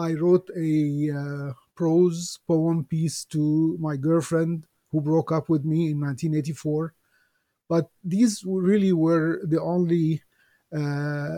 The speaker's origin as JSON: {"language": "English", "town": "Alexandria", "region": "Alexandria Governorate", "country": "Egypt", "tie": "born or raised there", "said": "I was born in Alexandria, Egypt, many years ago"}